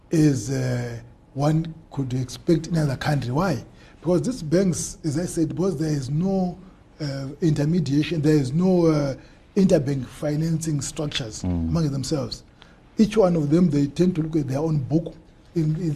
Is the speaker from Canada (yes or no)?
no; Mutambara, Chimanimani, Manicaland, Zimbabwe; moved away; also born or lived in Bulawayo; born and bred in Mtambara